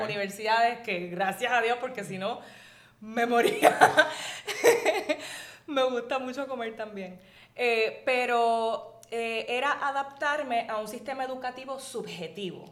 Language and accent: Spanish; Hatillo, Puerto Rico; moved away as an adult; also born or lived in United States; yo estudié en una escuela pequeña en Atillo, en el colegio de Nuestra Señora del Carmen